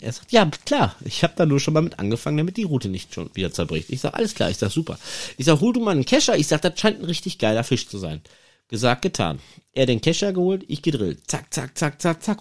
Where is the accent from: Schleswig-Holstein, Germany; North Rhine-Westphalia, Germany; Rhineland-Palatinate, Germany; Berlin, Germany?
North Rhine-Westphalia, Germany; Iserlohn; bei uns in Iserlohn